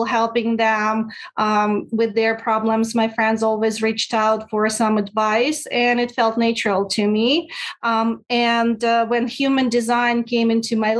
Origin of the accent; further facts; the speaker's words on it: Russia; moved away as an adult; now in United States; I'm originally from Russia. I came to the States